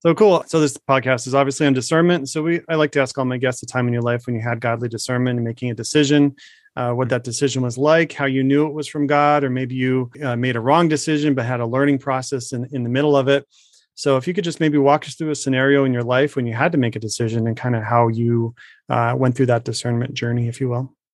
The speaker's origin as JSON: {"language": "English", "region": "Arizona", "country": "United States", "tie": "born or raised there", "said": "my home state"}